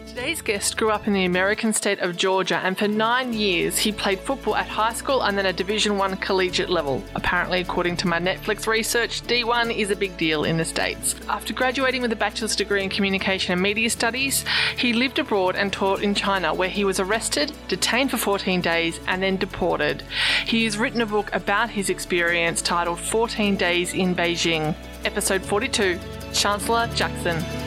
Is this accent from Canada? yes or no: no; Australia; I'm an Aussie